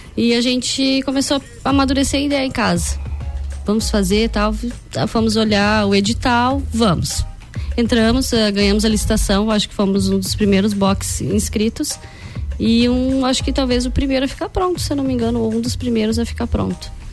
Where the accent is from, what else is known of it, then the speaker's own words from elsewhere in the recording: Coxilha Rica, Santa Catarina, Brazil; sou cria da Coxilha Rica